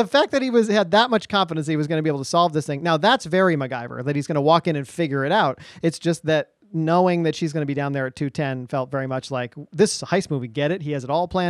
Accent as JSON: {"language": "English", "area": "Northeast Kingdom", "region": "Vermont", "country": "United States", "tie": "born or raised there", "said": "what it was like for you growing up in the Northeast Kingdom, Vermont in the 80s and 90s."}